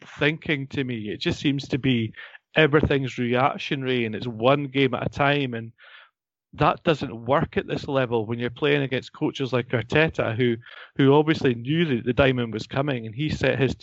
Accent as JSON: {"language": "English", "region": "Scotland", "country": "United Kingdom", "said": "as a Scotsman"}